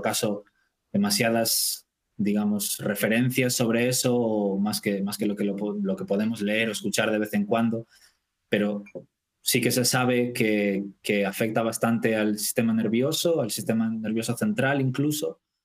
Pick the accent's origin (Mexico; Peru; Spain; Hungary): Spain; Vigo, Galicia; moved away as an adult; also born or lived in Dublin, Ireland; now in Stockholm, Sweden; soy de Vigo